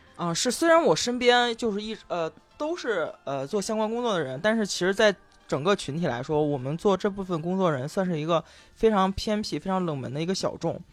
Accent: Henan, China; 我河南人，我们晚上有晚自习

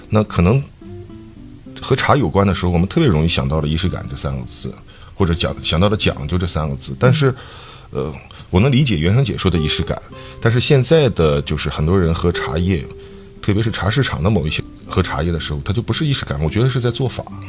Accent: Dalian, Liaoning, China; 咱们大连人

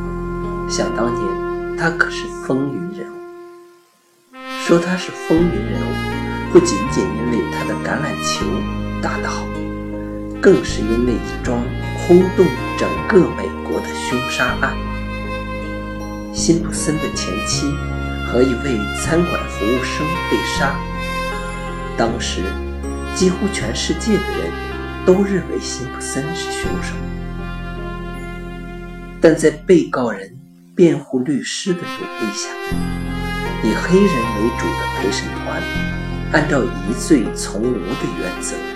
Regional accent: China; 我作为一个中国人，当然无从知晓

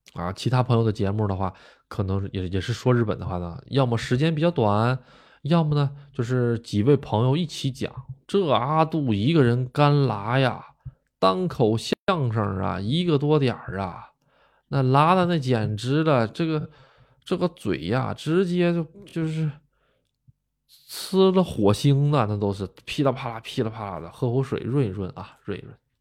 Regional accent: Northeast China, China; moved away as an adult; also born or lived in Gotemba, Japan; now in Japan; 我呢是这个东北出生的

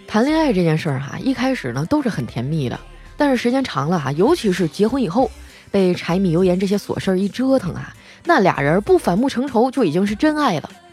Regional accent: Heilongjiang, China; 我们东北老爷们儿有担当

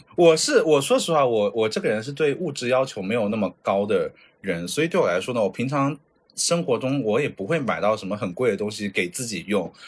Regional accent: China; now in Japan; 咱就是中国人

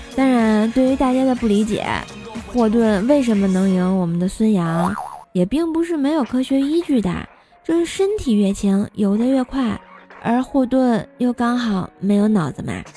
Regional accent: China; 作为一个中国人

